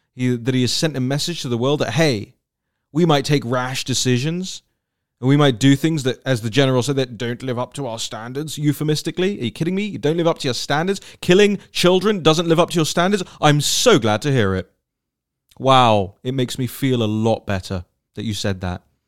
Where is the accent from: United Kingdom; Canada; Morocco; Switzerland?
United Kingdom; I, as a Brit